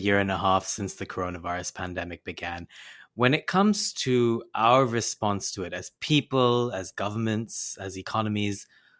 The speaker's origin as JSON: {"language": "English", "country": "India", "tie": "born or raised there", "moved": "yes", "lives_now": "New York, United States", "said": "I grew up in India and my parents still live there."}